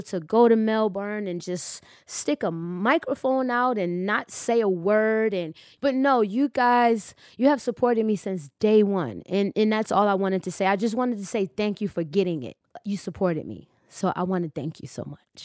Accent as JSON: {"language": "English", "country": "United States", "said": "I'm from the States."}